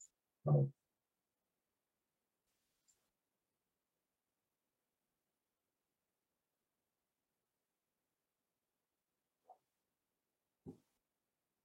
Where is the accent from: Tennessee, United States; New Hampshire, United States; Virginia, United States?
New Hampshire, United States; I grew up in New Hampshire where we make snow forts during recess in the winter.